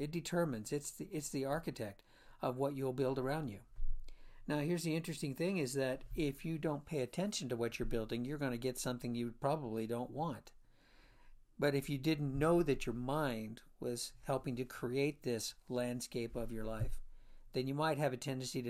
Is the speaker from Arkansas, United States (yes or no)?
no; Florida, United States; I'm a junior, actually, and I was born and raised in Florida.